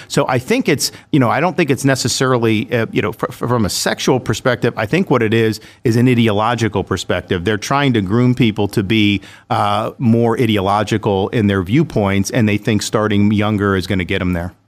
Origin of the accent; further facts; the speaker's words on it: Dunedin, Florida, United States; also born or lived in Jacksonville, Florida / Orlando, Florida; I grew up in Dunedin, Florida, which is in Pinellas County, the Tampa, Saint Pete area.